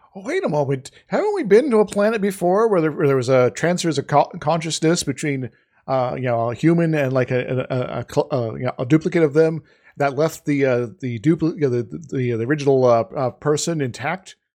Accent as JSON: {"language": "English", "region": "Iowa", "country": "United States", "tie": "born or raised there", "said": "growing up in Iowa"}